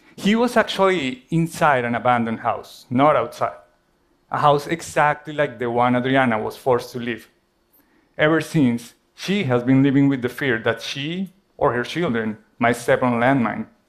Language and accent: English; Colombia; moved away; my home country, Colombia